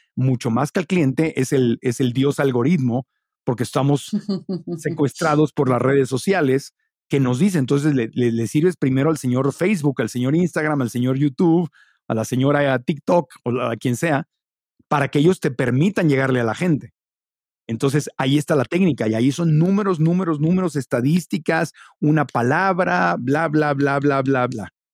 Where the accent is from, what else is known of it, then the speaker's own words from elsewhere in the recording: Mexico; also born or lived in Ciudad Obregón, Sonora / Tijuana / Mexico City; soy mexicano